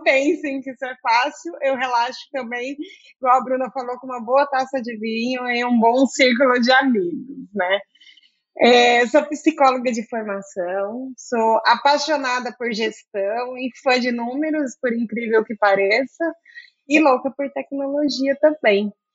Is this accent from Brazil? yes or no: yes; Campinas, São Paulo, Brazil; also born or lived in south of Minas Gerais; Eu sou do sul de Minas, mas eu sou campineira desde sempre